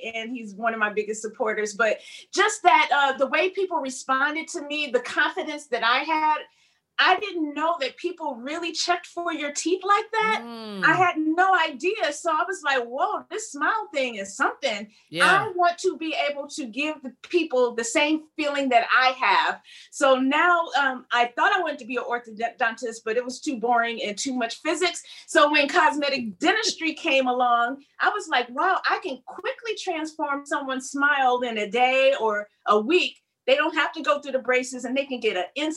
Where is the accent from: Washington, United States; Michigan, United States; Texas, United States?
Michigan, United States; Flint; now in New York, United States; Flint is my hometown. I grew up there.